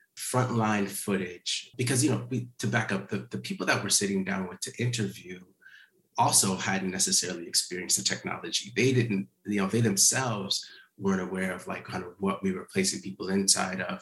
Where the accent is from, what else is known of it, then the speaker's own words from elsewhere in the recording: Minneapolis, Minnesota, United States; now in Los Angeles, United States; Minneapolis, which is my hometown as well. I, I live in Los Angeles, but I grew up just a few blocks.